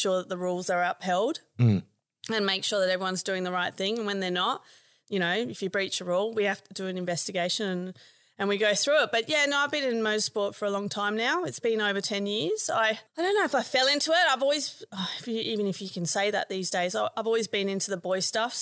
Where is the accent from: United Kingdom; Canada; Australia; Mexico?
Australia; Adelaide, South Australia; moved away; I'm actually originally from Adelaide